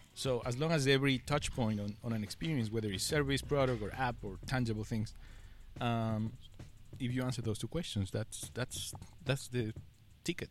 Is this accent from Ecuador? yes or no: yes; Ecuador; first language Spanish; English is a second language; now in Shanghai, China; I, I come from Ecuador. It's a country Ecuador. in South America, uh. and my main language is Spanish